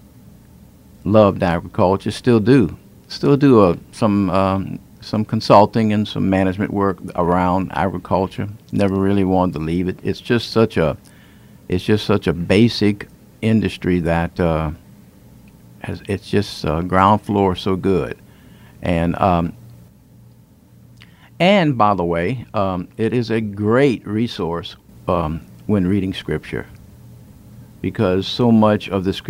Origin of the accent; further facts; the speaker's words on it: Houma, Louisiana, United States; also born or lived in Thibodaux, Louisiana; I was born in Thibodaux, grew up in Houma